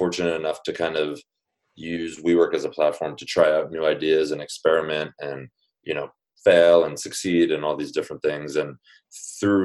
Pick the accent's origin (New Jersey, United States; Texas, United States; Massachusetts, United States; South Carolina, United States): New Jersey, United States; moved away as an adult; now in New York, United States; I grew up in New Jersey, went to college in New Jersey